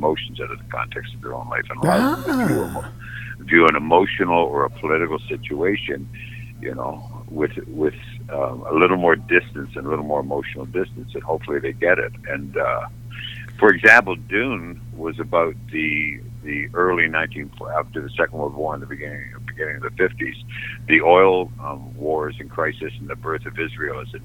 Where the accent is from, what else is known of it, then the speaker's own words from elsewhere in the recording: Toronto, Ontario, Canada; I'm from Canada, this is in Toronto